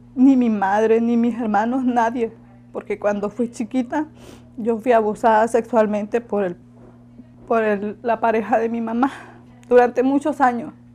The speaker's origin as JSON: {"language": "Spanish", "town": "La Ceiba", "region": "Atlántida", "country": "Honduras", "moved": "as an adult", "lives_now": "Mexico", "said": "Soy de Honduras"}